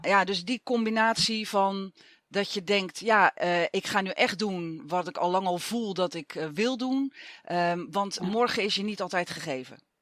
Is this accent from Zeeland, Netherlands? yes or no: yes; Zeeland, Netherlands; moved away; ik kom oorspronkelijk uit Zeeland